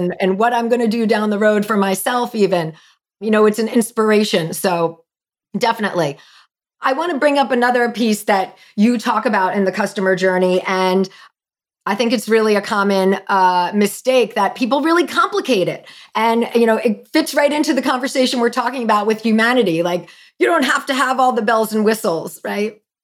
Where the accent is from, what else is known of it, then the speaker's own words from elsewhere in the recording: New Jersey, United States; I'm from Jersey.